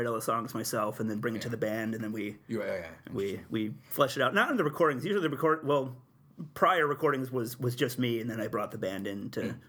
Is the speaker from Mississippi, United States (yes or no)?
no; Utica, New York, United States; I grew up in South Utica